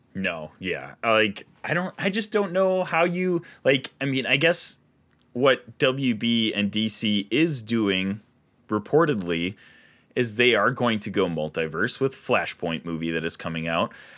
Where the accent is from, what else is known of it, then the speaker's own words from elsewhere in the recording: Minnesota, United States; we're from Minnesota